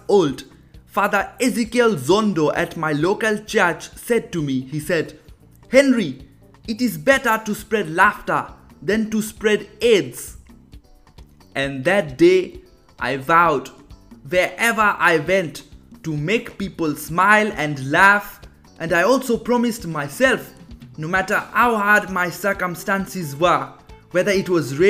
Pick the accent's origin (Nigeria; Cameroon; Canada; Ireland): Nigeria; born there; I was born in Nigeria, but everyone thinks I am not from this world